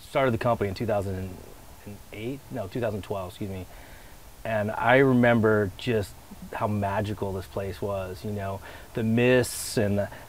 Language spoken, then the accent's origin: English; Colorado, United States; I grew up in Colorado